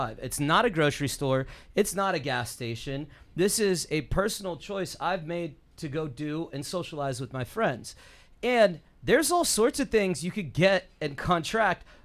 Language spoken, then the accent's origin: English; Bay Area, south of San Francisco, California, United States; born and raised in the Bay Area, grew up about 20 minutes south of San Francisco, spent most of my 20s in that city